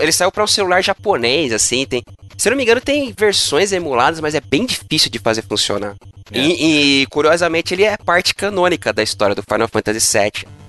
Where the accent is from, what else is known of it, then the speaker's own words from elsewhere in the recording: São Bernardo do Campo, São Paulo, Brazil; eu nasci em São Bernardo do Campo. Muito orgulho